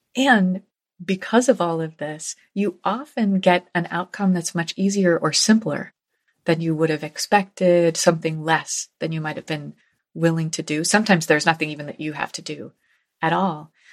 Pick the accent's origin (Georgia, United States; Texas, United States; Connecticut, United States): Connecticut, United States; New Haven; New Haven, my hometown